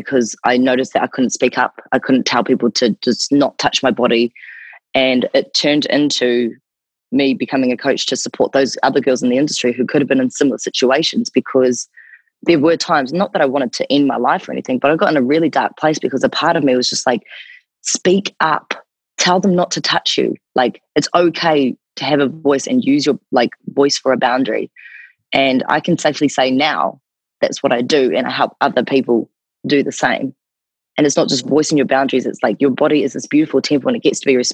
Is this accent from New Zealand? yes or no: yes; New Zealand; accent: New Zealand; moved away; also born or lived in Gold Coast, Australia; my accent is from New Zealand